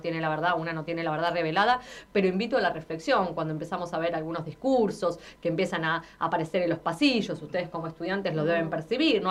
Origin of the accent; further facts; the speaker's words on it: Argentina; soy argentina